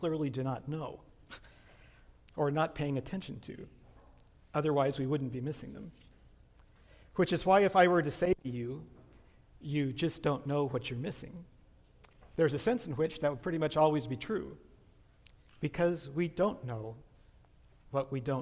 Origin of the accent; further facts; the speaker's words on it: Riverside, California, United States; When I was a kid growing up in La Sierra in the 60s and early 70s